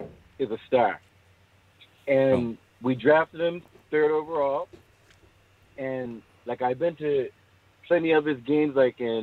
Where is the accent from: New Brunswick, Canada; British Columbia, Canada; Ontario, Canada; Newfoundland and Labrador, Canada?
Ontario, Canada; Toronto; I'm from Toronto